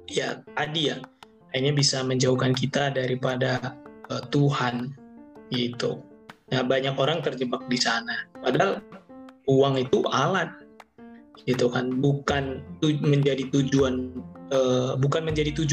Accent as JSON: {"language": "Indonesian", "region": "North Sumatra", "country": "Indonesia", "said": "kalau ada orang Batak ya karena saya orang Batak bilang hepeng sudah mengatur pertibion"}